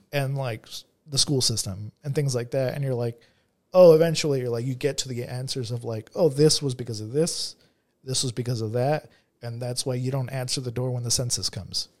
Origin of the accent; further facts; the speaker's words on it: Monrovia, California, United States; I grew up in, I grew up in Monrovia